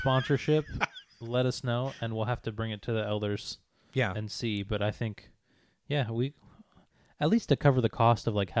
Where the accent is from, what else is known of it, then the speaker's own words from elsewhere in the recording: the South, United States; Yeah, I'm from the South.